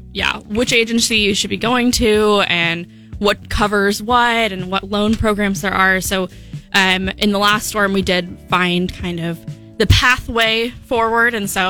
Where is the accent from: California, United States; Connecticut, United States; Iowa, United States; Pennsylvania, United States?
California, United States; Rancho Murieta; moved away as an adult; also born or lived in San Luis Obispo, California; I grew up kind of east of Sacramento towards like Amador. There's this really small town called Ranch Marietta.